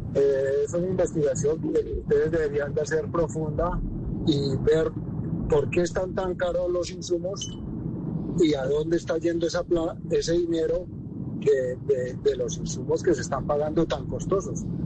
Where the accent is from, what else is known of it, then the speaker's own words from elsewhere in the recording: Boyacá, Colombia; Boyacá, mi tierra